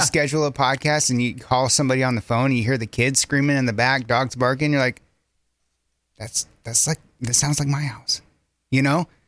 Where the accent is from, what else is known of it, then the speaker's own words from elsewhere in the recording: Centerpoint, United States; moved away as an adult; I grew up in Centerpoint